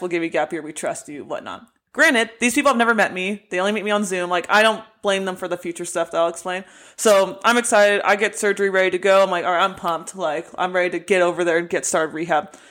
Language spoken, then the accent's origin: English; United States; moved away as an adult; also born or lived in England; I'm the American player